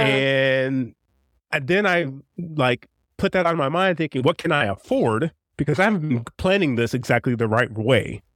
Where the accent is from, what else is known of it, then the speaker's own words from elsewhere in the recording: St. Louis, Missouri, United States; born and raised in Saint Louis